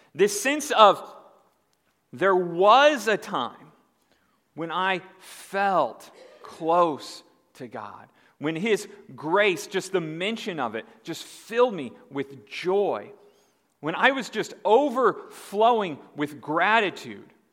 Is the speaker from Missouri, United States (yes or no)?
no; Indiana, United States; moved away; I'm from Indiana. I call it pop. I moved here and I found out people here don't call it pop